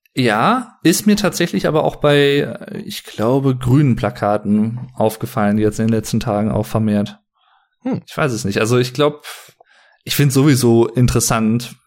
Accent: Sauerland, North Rhine-Westphalia, Germany; ich bin nicht Berliner, ich bin äh, aus dem Sauerland

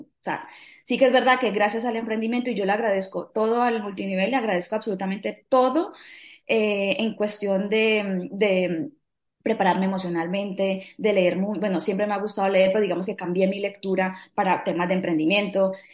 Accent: Colombia; now in Spain; soy colombiana, vivo en España hace ya casi diecinueve años

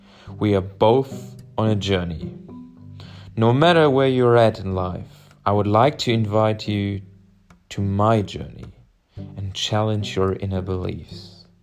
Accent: Germany; I'm from Germany and I'm 20 years old.

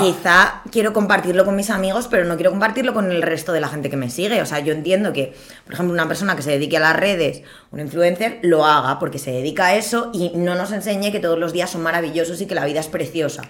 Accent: Villafranca del Castillo, Community of Madrid, Spain; soy de Villafranca del Castillo.

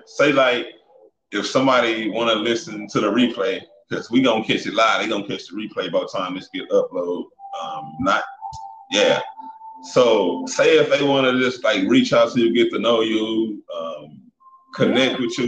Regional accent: East St. Louis, Illinois, United States; moved away as an adult; also born or lived in Brooklyn, Illinois; I'm originally from Brooklyn, Illinois, East St. Louis, Illinois, the Midwest. I relocated just to do something different

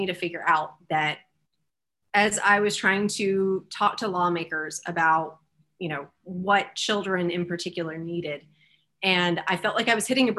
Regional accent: Greenville, South Carolina, United States; I am from this district. I grew up in Greenville.

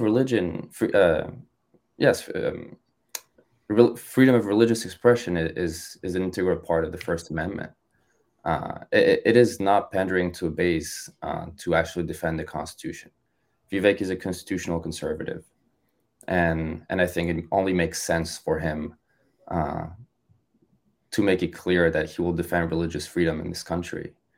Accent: France; moved away as an adult; also born or lived in Ohio; now in United States; I was born and raised in France

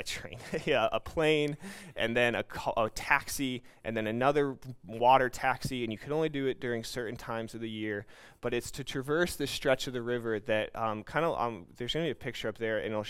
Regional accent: United States; moved away as an adult; also born or lived in New York; now in Brazil; I am an American Christian that grew up in a Christian home

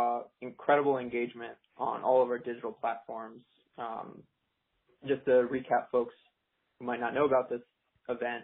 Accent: Kennebunk, Maine, United States; I'm from Kennebunk, Maine, born and raised in New England

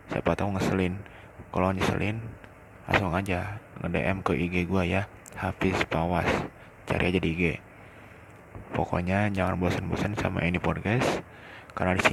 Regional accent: Cikampek, West Java, Indonesia; kenalin dulu nih, gua anak Cikampek. Perpisahan dari Karawang karena dari Cikampek ke Karawang cukup jauh.

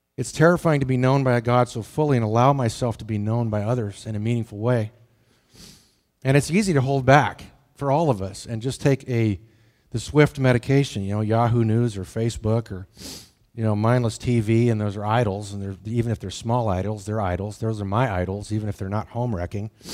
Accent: the Tetons, Wyoming, United States; moved away; I grew up in the Tetons.

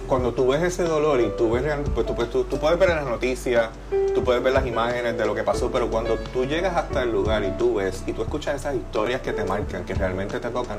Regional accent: Puerto Rico; nosotros como puertorriqueños

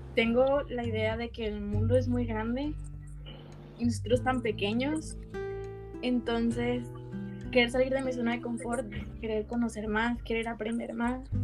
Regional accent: Piedras Negras, Coahuila, Mexico; now in Monterrey, Mexico; soy de Piedras Negra, Coahuila y tengo 21 años.

